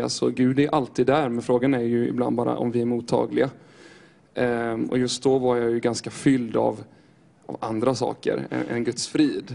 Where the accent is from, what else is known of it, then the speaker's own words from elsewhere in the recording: Styrsö, Västra Götaland, Sweden; jag kommer ifrån Göteborgs skärgård här utifrån, på Styrsö